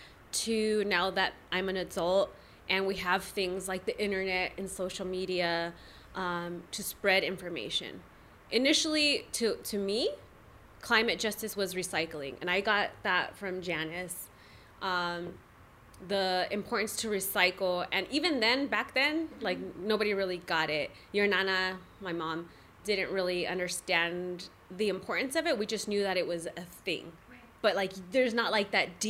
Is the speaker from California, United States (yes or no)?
yes; National City, California, United States; I'm from National City, born and raised